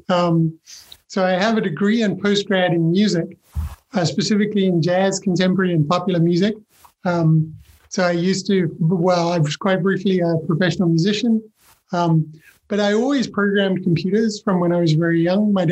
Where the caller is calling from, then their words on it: London, United Kingdom; I am in London, yeah, in the UK.